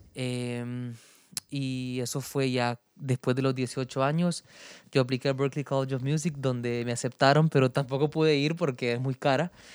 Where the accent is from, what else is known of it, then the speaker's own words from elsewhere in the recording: Honduras; soy un cantautor hondureño